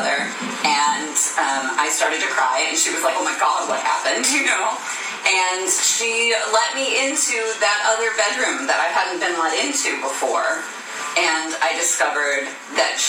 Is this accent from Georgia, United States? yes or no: no; St. Louis, Missouri, United States; I grew up in St. Louis, in the suburbs of St. Louis, Missouri.